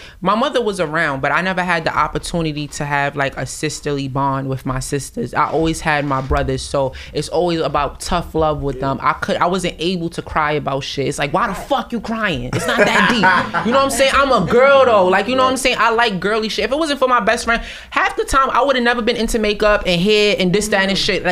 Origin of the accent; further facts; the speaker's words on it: New York City, New York, United States; I'm from Brooklyn